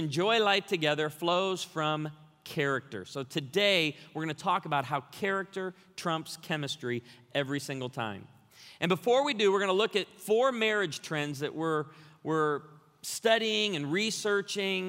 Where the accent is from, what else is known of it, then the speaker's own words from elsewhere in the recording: Branson, Missouri, United States; I'm from Branson, Missouri.